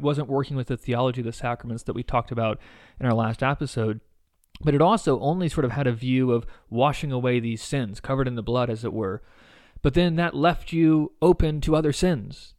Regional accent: United States; as American evangelicals

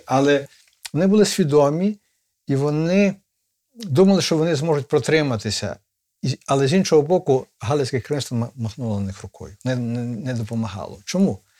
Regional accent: Ivano-Frankivsk, Ivano-Frankivsk Oblast, Ukraine; У нас в Станіславі, столиці Зунер

